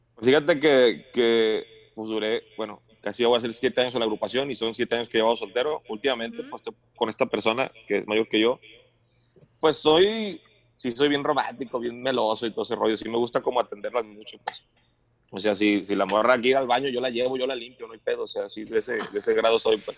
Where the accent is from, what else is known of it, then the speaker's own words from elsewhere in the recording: Guadalajara, Jalisco, Mexico; Pues soy tequilero, pues soy de Guadalajara